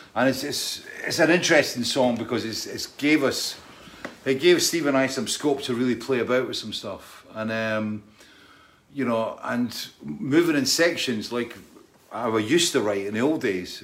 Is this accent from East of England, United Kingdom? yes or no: no; Scotland, United Kingdom; I'm Scottish